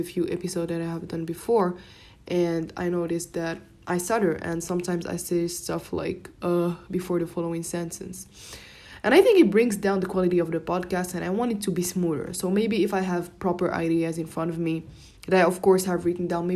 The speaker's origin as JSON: {"language": "English", "country": "Morocco", "first_language": "Moroccan Arabic (Darija)", "second_language": "English", "said": "I was speaking my native language, Darija."}